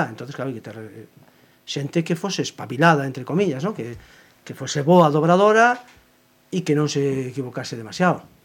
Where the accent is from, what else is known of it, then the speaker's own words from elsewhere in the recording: Cangas, Galicia, Spain; accent: seseo (Cangas); first language Galician; de Cangas, evidentemente, non o nego, e agora procuro, e agora procuro eh, a que miña fonética non, non pareza en certos aspectos, por exemplo, Por exemplo, en, en Cangas non decimos, non pronunciamos o xe, o xe